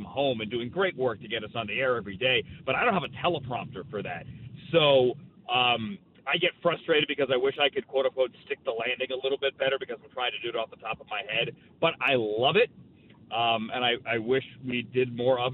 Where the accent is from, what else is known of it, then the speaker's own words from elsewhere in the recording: Northern Virginia, United States; moved away as an adult; also born or lived in Syracuse, New York; I grew up in Northern Virginia outside D.C.